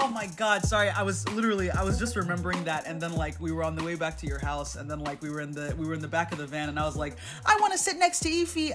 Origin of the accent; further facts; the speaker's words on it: Nigeria; we're Nigerian